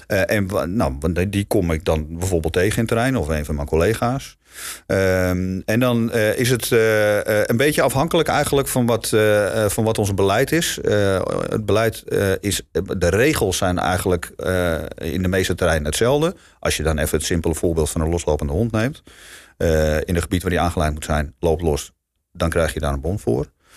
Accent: Amsterdam, North Holland, Netherlands; moved away; ik kom sowieso oorspronkelijk ook uit Amsterdam. Eh, wat dat betreft ben ik gewoon een Amsterdamse schoffie ook

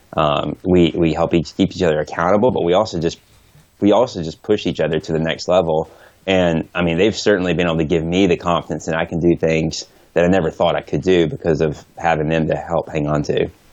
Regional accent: Atlanta, Georgia, United States; now in Oregon, United States; my hometown

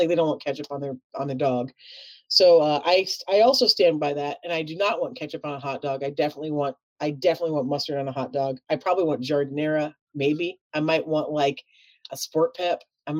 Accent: Chicago, Illinois, United States; accent: Chicago

